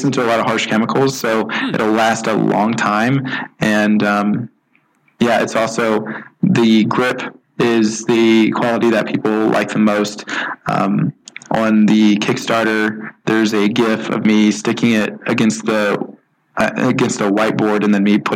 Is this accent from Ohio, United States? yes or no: yes; Celina, Ohio, United States; also born or lived in Toledo, Ohio; I grew up in Salina, Ohio, which is a really small farm town